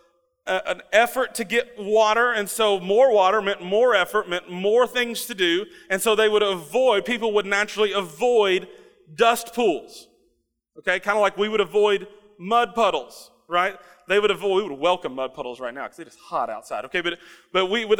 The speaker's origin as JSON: {"language": "English", "town": "Russell Springs", "region": "Kentucky", "country": "United States", "tie": "born or raised there", "said": "When I was growing up in Russell Springs, Kentucky"}